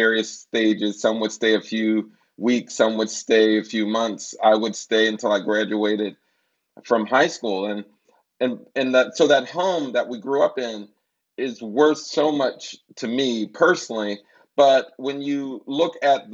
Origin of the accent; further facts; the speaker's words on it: Wilkinsburg, Pennsylvania, United States; moved away; my hometown of Wilkinsburg, Pennsylvania, and I would visit the home where I grew up